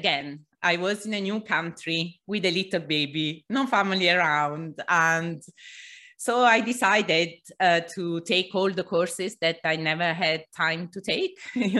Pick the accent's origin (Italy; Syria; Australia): Italy; also born or lived in England / Mexico / Portugal / Greece; now in London, United Kingdom; I moved to London, then to Mexico, then to Portugal, then Greece, and then back to London. I'm originally from Italy anyway.